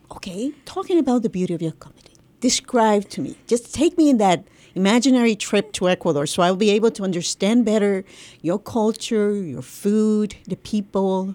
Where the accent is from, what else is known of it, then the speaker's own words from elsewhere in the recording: Puerto Rico; I'm from Puerto Rico